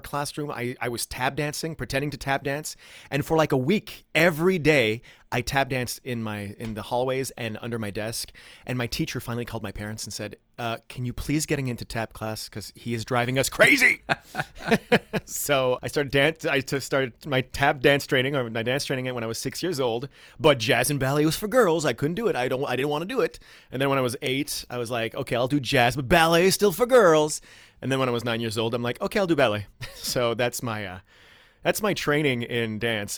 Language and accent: English; Ottawa, Ontario, Canada; English is a second language; moved away as an adult; now in New York, United States; I was born in Ottawa, Ontario